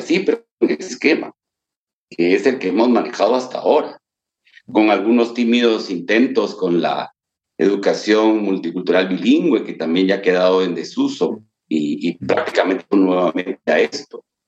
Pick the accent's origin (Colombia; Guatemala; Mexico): Guatemala; nos sentimos guatemaltecos